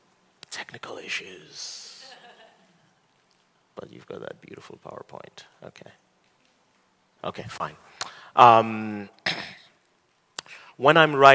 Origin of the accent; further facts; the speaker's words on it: Nigeria; also born or lived in United States; I'm a Nigerian and an American.